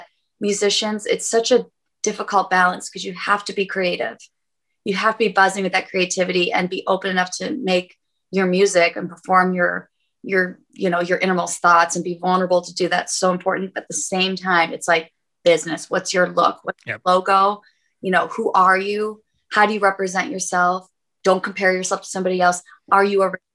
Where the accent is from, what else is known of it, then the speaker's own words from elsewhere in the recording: about 45 minutes from Buffalo, New York, United States; moved away; which is like 45 minutes from my hometown.